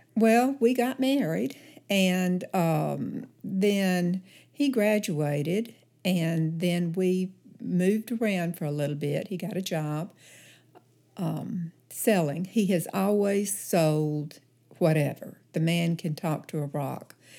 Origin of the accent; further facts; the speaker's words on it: Oneonta, Alabama, United States; also born or lived in Mountain Brook, Alabama; I grew up in Oneonta, Alabama, which is about thirty miles north east of Birmingham